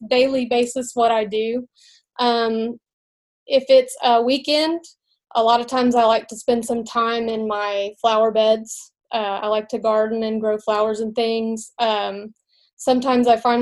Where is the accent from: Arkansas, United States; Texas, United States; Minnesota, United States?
Arkansas, United States; Mountain Home; also born or lived in Russellville, Arkansas; now in Magnolia, United States; I grew up in Mountain Home, Arkansas